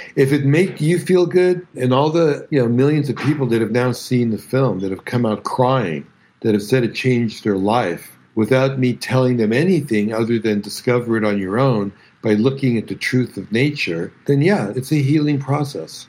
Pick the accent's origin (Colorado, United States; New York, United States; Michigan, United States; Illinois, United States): New York, United States; New York City; also born or lived in Bronx; growing up in Brooklyn